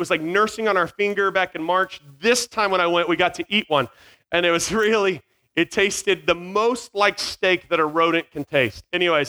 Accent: Virginia, United States; also born or lived in North Carolina; So I am from North Carolina. And when I say I'm from North Carolina, I grew up in Virginia. So I don't have the North Carolina accent or the Virginia accent.

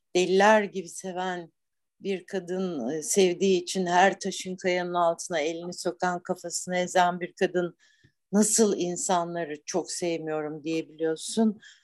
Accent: Black Sea Region, Turkey; moved away as an adult; also born or lived in Istanbul; Ben buralıyım, buraların e, kadınıyım, buraların çocuğuydum

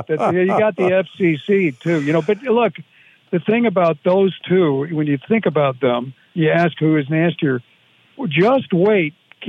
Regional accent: Chicago, Illinois, United States; I grew up in Chicago.

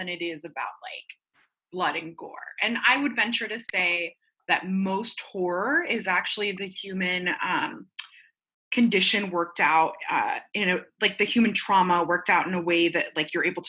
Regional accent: Medellin, Antioquia, Colombia; now in Florida, United States; I'm Colombian, right? And I remember at the height of violence, I'm from Medellin

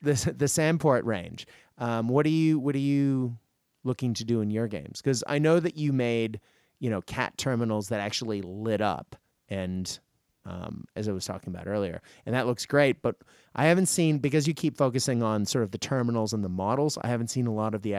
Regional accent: Tokyo, Japan; also born or lived in Hong Kong; I grew up in Japan in the 80s and I used to go shopping in Hong Kong, you know, to buy all my clothes. And so between Tokyo and Hong Kong, I grew up in the land of neon.

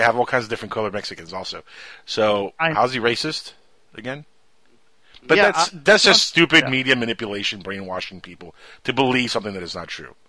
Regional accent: Cuba; moved away; I know because I come from a communist country. I'm from Cuba.

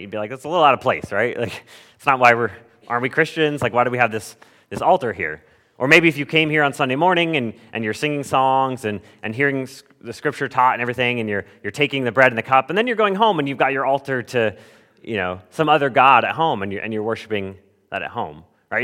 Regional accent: Southern California, United States; moved away; I grew up in Southern California where we hardly got rain ever.

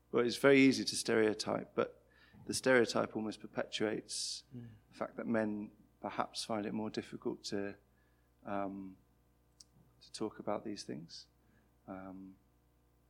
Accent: Birmingham, West Midlands, United Kingdom; also born or lived in London; I grew up in Birmingham and studied in London, moved back to Birmingham

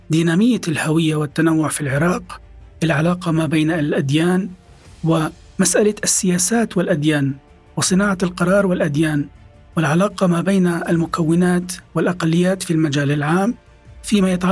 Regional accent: Syria; أنا كسوري

